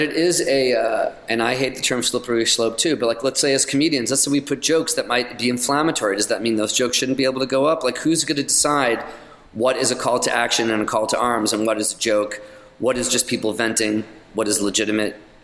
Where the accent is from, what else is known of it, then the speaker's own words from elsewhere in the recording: New York, United States; also born or lived in Los Angeles / London; now in Chattanooga, United States; I'm a New Yorker